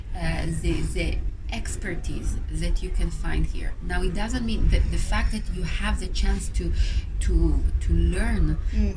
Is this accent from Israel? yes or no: yes; Israel; moved away as an adult; now in Paris, France; I come originally from Israel